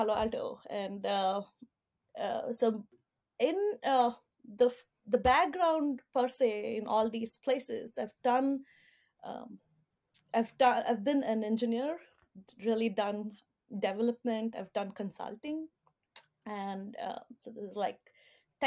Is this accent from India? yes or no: yes; India; moved away as an adult; also born or lived in Singapore; now in United States; I was born and brought up in India.